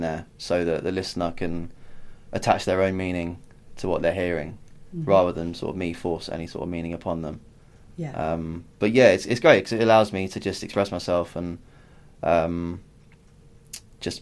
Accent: United Kingdom; also born or lived in Ireland (ancestry); I'm from an Irish family, but you know, I'm lived in London and Kent all my life.

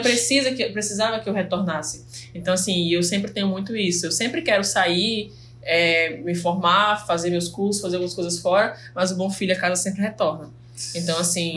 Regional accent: Fernando de Noronha, Pernambuco, Brazil; born or raised there; also born or lived in Recife

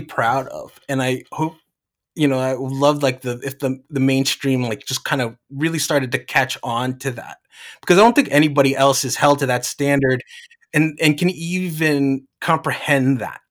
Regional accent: New Jersey, United States; moved away; I'm from the East Coast. I'm from Jersey. My parents are from the Philippines

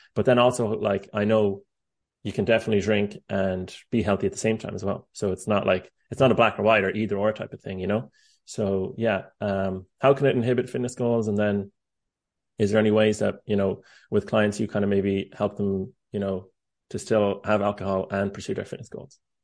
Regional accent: Ireland; now in United States; I'm Irish

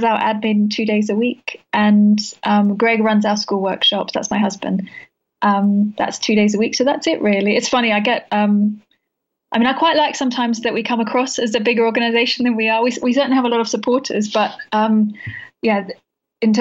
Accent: Australia; moved away; I'm from Australia originally

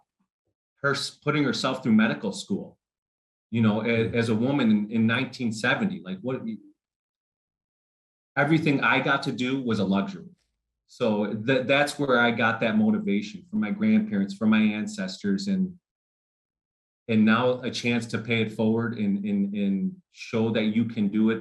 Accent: Chicago, Illinois, United States; first language Spanish; English is a second language; now in Dallas, United States; growing up in Chicago

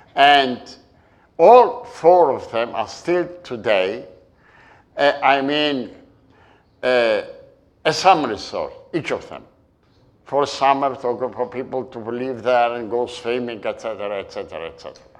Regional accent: Istanbul, Turkey; moved away; the island where I was born in Turkey, in Istanbul, and I grew up. Halki, the Turkish name is Heybeliada

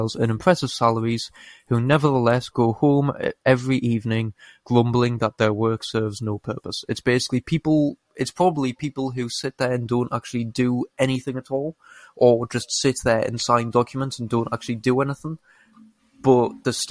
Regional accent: United Kingdom; I am British

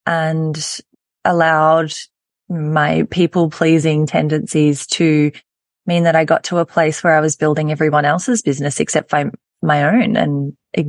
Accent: Australia; accent: Australian; You can hear by my accent and by the introduction that I am in Australia

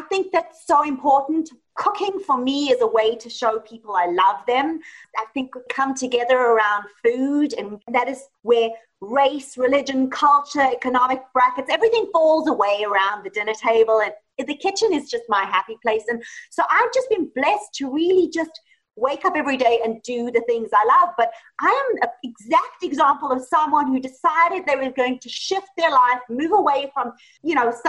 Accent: Johannesburg, Gauteng, South Africa; moved away as an adult; also born or lived in Italy; now in Los Angeles, United States; So actually I was raised in South Africa, Johannesburg, South Africa, and I lived there until I was 24.

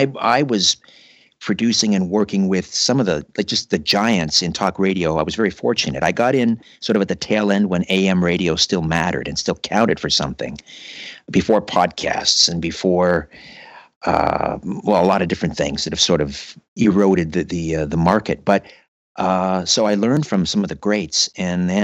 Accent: Brantford, Ontario, Canada; now in Thornhill, Canada; I grew up in Brantford, Ontario, the home of Wayne Gretzky

